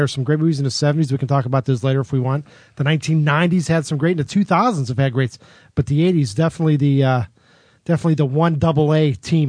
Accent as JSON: {"language": "English", "town": "McKeesport", "region": "Pennsylvania", "country": "United States", "tie": "born or raised there", "said": "I grew up in Western Pennsylvania. That town that Tom Cruise lived in was my hometown, practically. It was filmed, I think, in Johnstown. I grew up in McKeesport. It's the exact same hometown."}